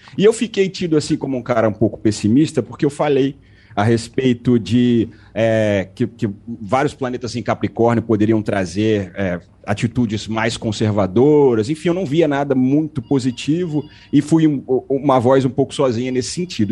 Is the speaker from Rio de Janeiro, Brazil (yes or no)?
yes; Rio de Janeiro, Brazil; Eu sou do Rio de Janeiro, estou no Rio agora.